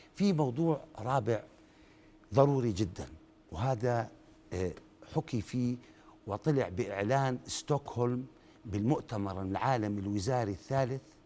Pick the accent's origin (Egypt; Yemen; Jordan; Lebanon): Jordan; عندنا بالأردن